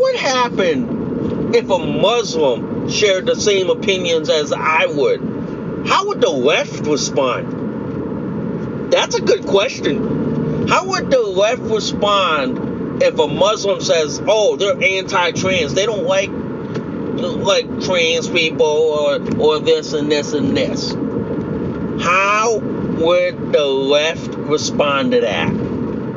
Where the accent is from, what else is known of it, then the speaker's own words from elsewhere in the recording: United States; I'm Asian American